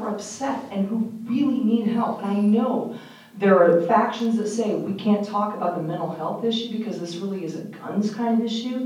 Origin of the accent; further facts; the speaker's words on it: Omaha, Nebraska, United States; moved away; I'm from Omaha originally